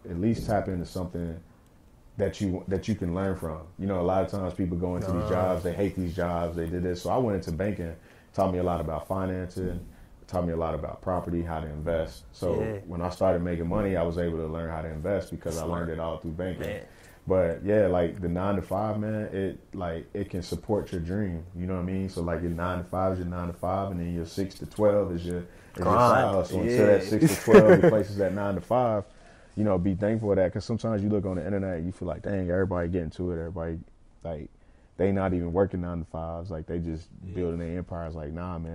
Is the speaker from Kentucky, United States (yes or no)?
yes; Lexington, Kentucky, United States; growing up in Lex